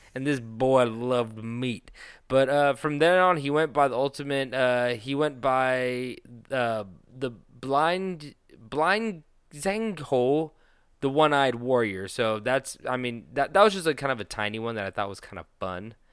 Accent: Petaluma, California, United States; That brewery is in my hometown

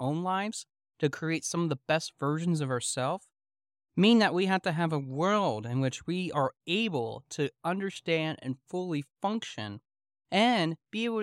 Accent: South Central Pennsylvania, United States; growing up in South Central Pennsylvania

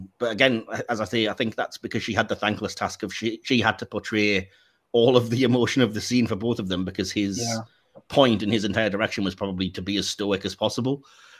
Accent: England, United Kingdom; Don't anybody listen to Dick Van Dyke attempt an English accent, because we don't sound anything like that.

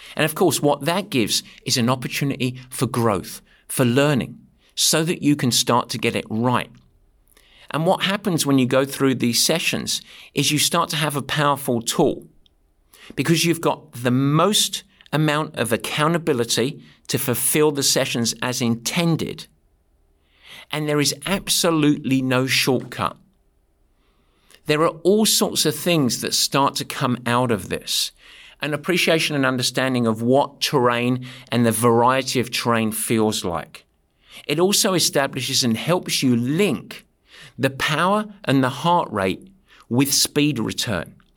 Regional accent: England, United Kingdom; When I swear as an Englishman, it sounds like poetry

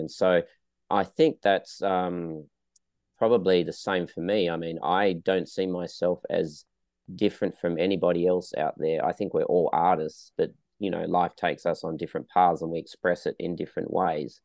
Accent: Western Australia, Australia; now in Melbourne, Australia; I'm originally from Western Australia

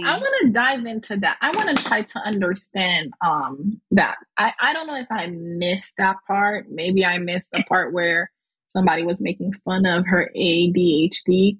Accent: Haiti; accent: Haitian; my Haitian accent

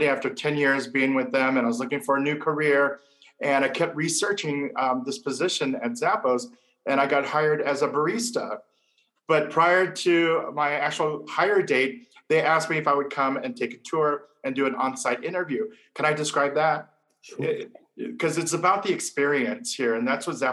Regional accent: Hawaii, United States; now in Las Vegas, United States; I'm a local island boy from Hawaii

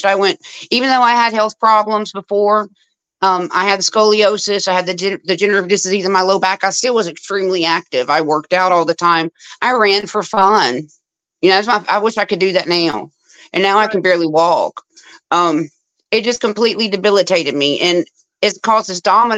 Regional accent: Louisiana, United States; I'm from Louisiana

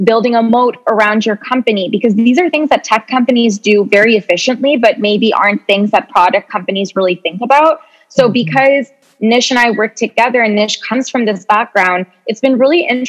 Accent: Canada; moved away as an adult; now in New York, United States; we're originally Canadian

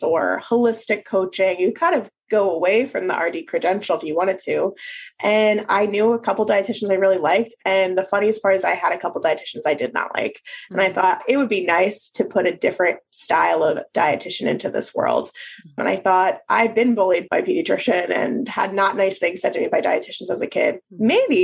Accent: Philadelphia, Pennsylvania, United States; moved away as an adult; also born or lived in Maryland / North Carolina; now in New Orleans, United States; We moved to Philadelphia, where I'm from, so I could be near my family again

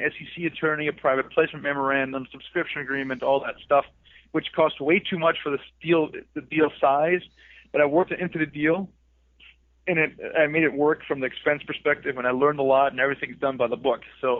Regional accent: Southern Germany, Germany; Yeah, so I'm actually from Germany. I was Deutschland, from Südenteil von Deutschland, but I don't speak with an accent, so you can't really tell.

